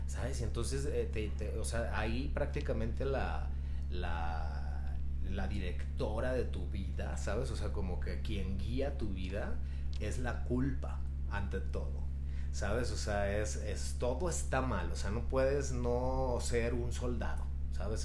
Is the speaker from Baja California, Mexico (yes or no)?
no; Culiacán, Sinaloa, Mexico; yo soy de Culiacán, Sinaloa